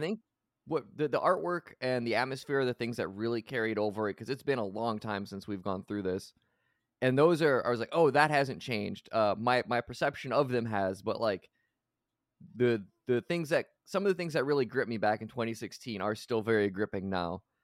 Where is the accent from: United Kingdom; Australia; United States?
United States; I am from the United States.